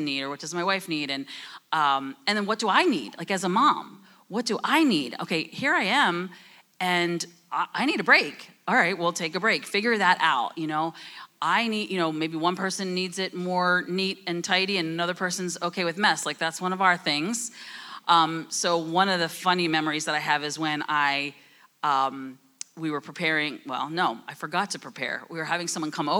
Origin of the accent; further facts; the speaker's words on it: New Jersey, United States; I'm from New Jersey. I talk fast.